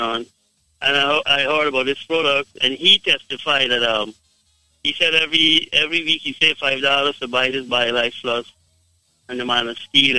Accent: Guyana; I am from Guyana

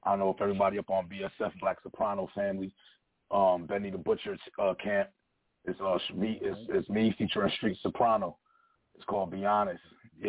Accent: Buffalo, New York, United States; Yeah, I'm from Buffalo, New York. I'm calling from the east side of Buffalo, New York.

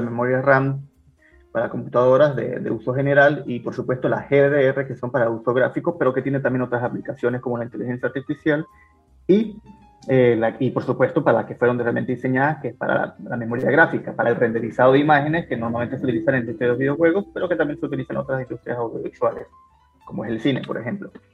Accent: Venezuela; moved away as an adult; now in Peru; los aventureros venezolanos que no salimos de Venezuela por cuestiones de pobreza

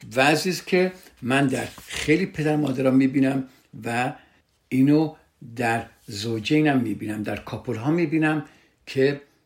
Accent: Iran; فرهنگی که در کشور ما هست در ایران هست

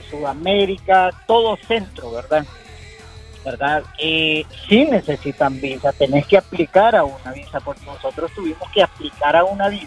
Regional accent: Honduras; tenemos residencia americana nosotros y eh, tenemos también la, eh, que somos hondureños.

